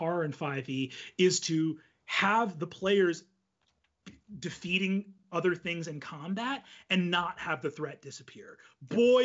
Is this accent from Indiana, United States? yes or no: no; New York, United States; growing up in New York